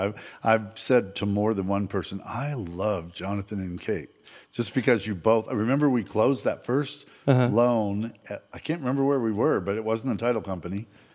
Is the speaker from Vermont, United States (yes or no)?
yes; Montpelier, Vermont, United States; moved away as an adult; now in Lubbock, United States; I was born and raised in Montpelier, Vermont. So that's the capital city of Vermont. It's a town of 8,000 people.